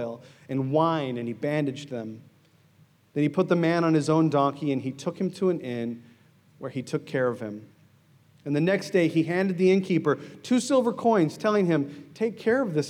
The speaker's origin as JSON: {"language": "English", "country": "United States", "moved": "yes", "said": "I'm American"}